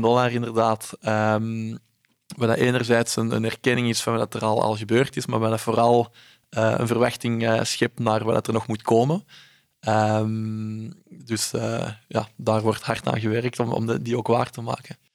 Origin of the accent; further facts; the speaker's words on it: Belgium; ik ben in België opgegroeid